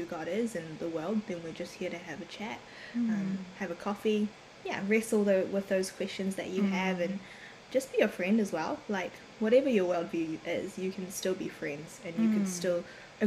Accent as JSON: {"language": "English", "region": "Auckland", "country": "New Zealand", "tie": "born or raised there", "also_born_or_lived": "Korea", "moved": "as an adult", "lives_now": "Wellington, New Zealand", "said": "I was born in Korea, bred here in New Zealand, in the amazing city of Auckland that everybody loves."}